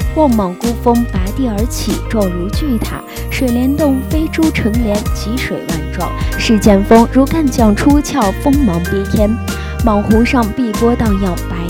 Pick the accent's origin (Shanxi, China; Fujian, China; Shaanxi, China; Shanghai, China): Shanxi, China; Jincheng; 我的故乡山西靖城